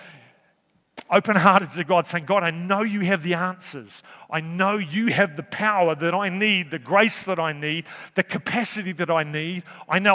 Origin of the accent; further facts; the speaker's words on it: Napier, Hawke's Bay, New Zealand; also born or lived in Wellington; now in Cambridge, New Zealand; I was brought up in Hawke's Bay, born in Napier